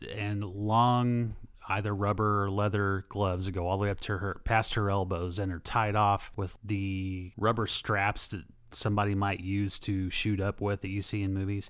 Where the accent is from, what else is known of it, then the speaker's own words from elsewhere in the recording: United States; I'm American